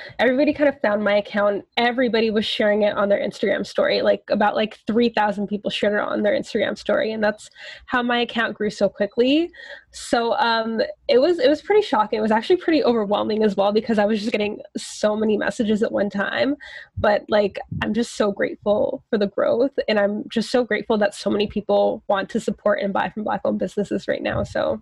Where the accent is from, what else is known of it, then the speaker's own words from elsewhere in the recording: Toronto, Ontario, Canada; I born and raised in Toronto